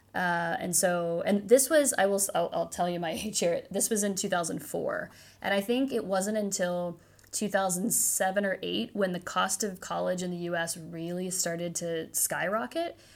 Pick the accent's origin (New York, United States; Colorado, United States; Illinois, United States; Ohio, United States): Ohio, United States; Cincinnati; moved away as an adult; I did spend most of my childhood in a suburb of Cincinnati